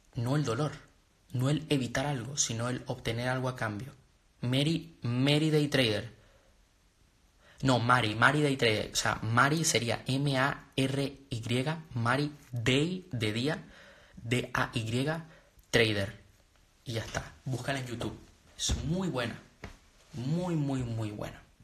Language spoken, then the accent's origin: Spanish; Venezuela; also born or lived in Panama; now in Spain; Yo nací en Venezuela, pero vivo en España. Y viví en Panamá